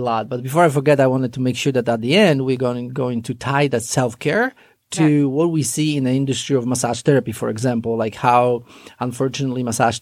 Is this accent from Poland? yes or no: yes; Poland; English is a second language; moved away as an adult; now in United States; I finished massage therapy school back in Poland. Mm-hmm. And then the real journey started here in America. I came here in 1999